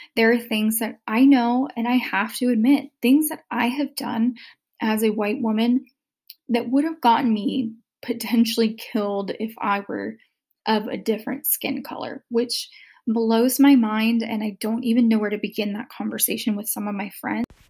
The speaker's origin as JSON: {"language": "English", "region": "the South", "country": "United States", "tie": "born or raised there", "said": "growing up in the South with a very racially biased family"}